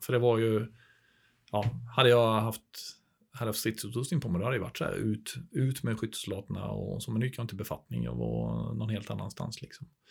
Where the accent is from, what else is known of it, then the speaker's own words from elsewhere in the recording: Småland, Sweden; moved away as an adult; also born or lived in Skövde; nere i Småland, där jag är uppvuxen